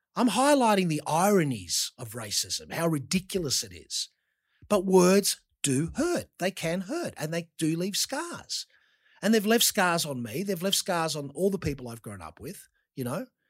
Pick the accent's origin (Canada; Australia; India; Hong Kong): Australia; growing up in Australia